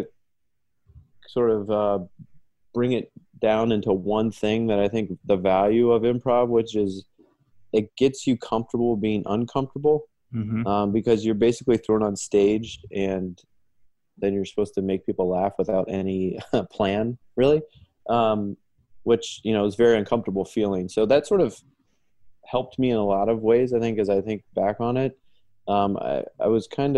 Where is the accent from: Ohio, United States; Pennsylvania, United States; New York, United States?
Ohio, United States; Dayton; moved away as an adult; now in Chicago, United States; I was born and raised in Dayton, Ohio, went to school in Dayton